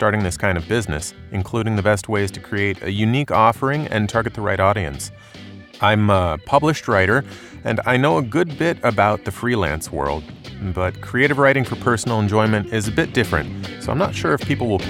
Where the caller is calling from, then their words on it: Denver, Colorado, United States; I'm calling from Denver.